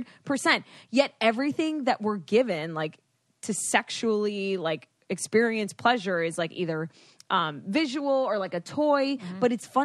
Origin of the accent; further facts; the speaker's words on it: Florida, United States; growing up in Florida